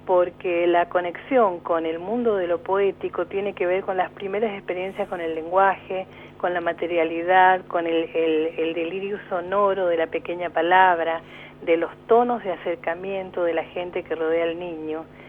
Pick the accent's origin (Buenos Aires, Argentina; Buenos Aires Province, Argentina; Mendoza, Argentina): Mendoza, Argentina; moved away as an adult; now in Neuquén, Argentina; soy mendocina